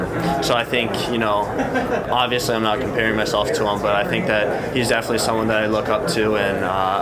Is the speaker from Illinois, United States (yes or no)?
yes; Chicago, Illinois, United States; also born or lived in Naperville, Illinois; I grew up in Chicago